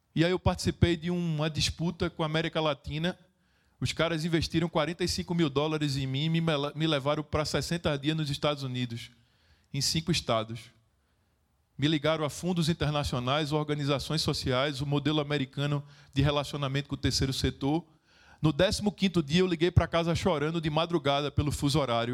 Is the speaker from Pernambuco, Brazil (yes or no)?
yes; Recife, Pernambuco, Brazil; Eu sou de Recife, Pernambuco, Brasil